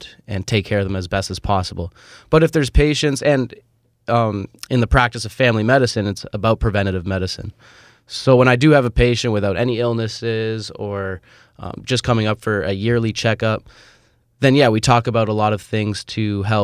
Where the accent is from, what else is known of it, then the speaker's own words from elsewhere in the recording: Toronto, Ontario, Canada; moved away as an adult; also born or lived in Kalamazoo, Michigan; I was born and raised in Toronto, so I always intended to come back home